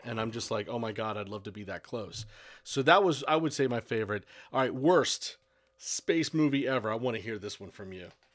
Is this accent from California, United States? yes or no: no; Broward County, Florida, United States; born or raised there